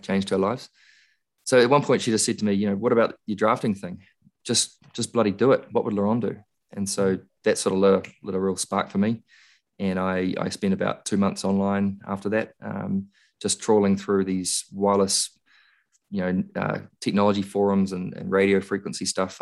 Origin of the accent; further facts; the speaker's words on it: Christchurch, Canterbury, New Zealand; I was born in Christchurch, spent a lot of time there